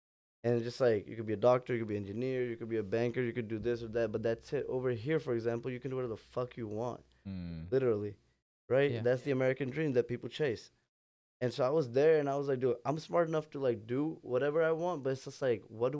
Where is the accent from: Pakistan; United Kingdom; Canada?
Pakistan; English is a second language; moved away as an adult; also born or lived in Chicago, United States; now in Houston, United States; So I've moved back to Pakistan, and then I kind of grew up there, so I ended up having dual citizenship.